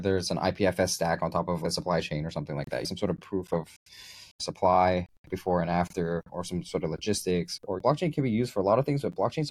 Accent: United States; moved away; I'm American.

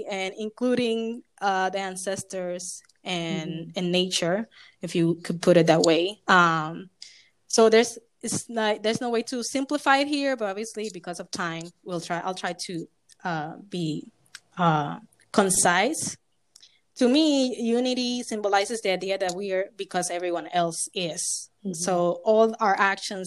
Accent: Puerto Rico; moved away as an adult; also born or lived in New York / Philadelphia; myself being born and raised in Puerto Rican, but having African descent

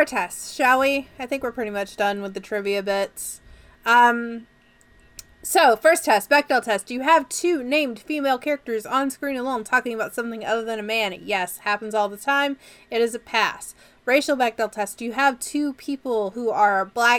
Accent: Canada

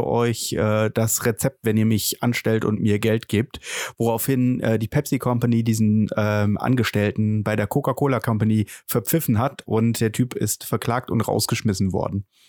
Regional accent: Germany; wir als Deutsche

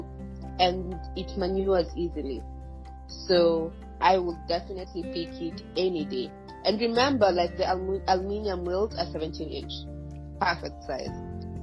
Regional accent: Tanzania; I'm from Tanzania, it's Africa

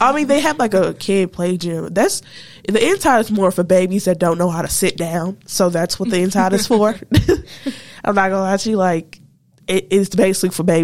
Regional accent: Midwest, United States; I'm from the Midwest

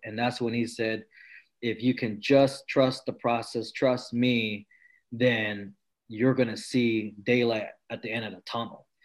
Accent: Maryland, United States; also born or lived in French Camp, California; mom just took me and my sister to, to Maryland, and that's where we stayed.

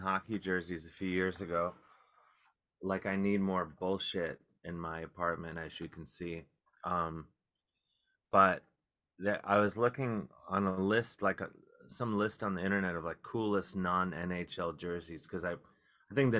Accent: Cleveland, Ohio, United States; growing up in Cleveland

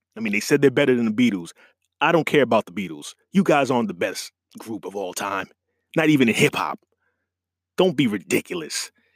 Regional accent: New York, United States; being a New York guy

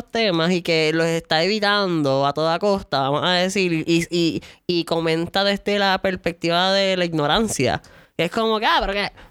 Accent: San Lorenzo, Puerto Rico; Mira, yo de San Lorenzo

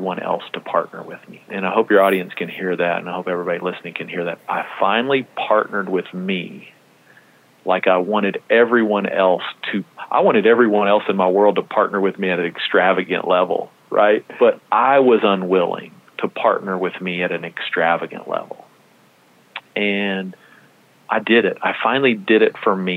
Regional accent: Texas, United States; I'm from Texas

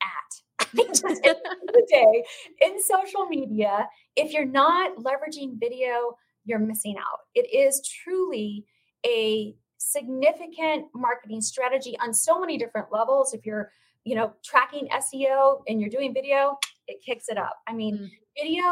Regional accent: Phoenix, Arizona, United States; the real estate community here in my hometown

